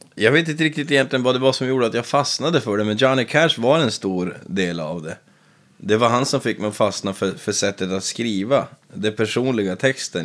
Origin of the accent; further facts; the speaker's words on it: Piteå, Norrbotten County, Sweden; also born or lived in Västerbotten; född i Piteå, 28 år gammal, född 92. Ja. Växte upp på en ranch med mormor och morfar